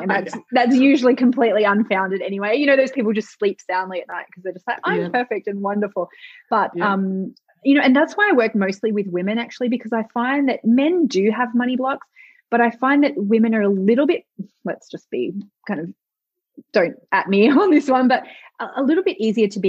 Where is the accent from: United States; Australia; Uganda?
Australia; I'm Australian, our ancestors who were, you know, came from England in Australia